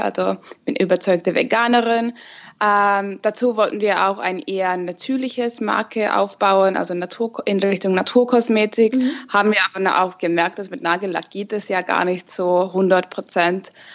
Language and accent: German; Finland; now in Munich, Germany; ich komme ursprünglich aus Finnland mhm. und ja, keine Ahnung, bin 29 Jahre alt und wohne gerade in Deutschland in München